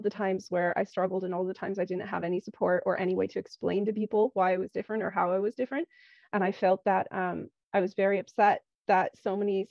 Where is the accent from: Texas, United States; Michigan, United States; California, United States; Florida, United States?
California, United States; moved away as an adult; also born or lived in Poland; now in Ireland; I was born in Poland. And when I was 3.5, my parents moved to California in the US. And I grew up there, went to school there